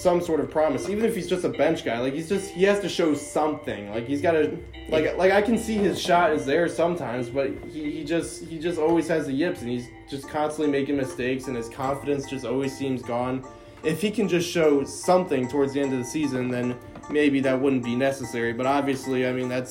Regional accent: Pennsylvania, United States; my hometown team

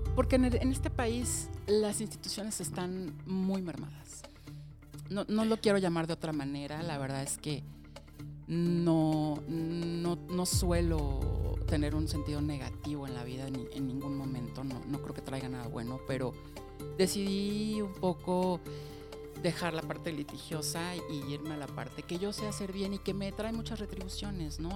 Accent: Mexico City, Mexico; yo nací en la Ciudad de México hace 47 años

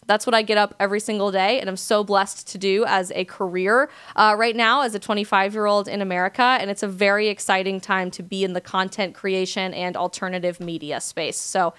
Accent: Coeur d'Alene, Idaho, United States; also born or lived in Colorado; So we moved back and forth from Idaho and Colorado, and we lived in a very small community called Coeur d'Alene, Idaho, which you may or may not be familiar with.

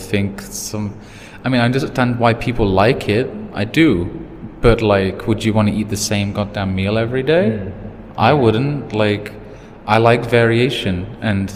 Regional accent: United Kingdom; now in Thailand; I'm British.

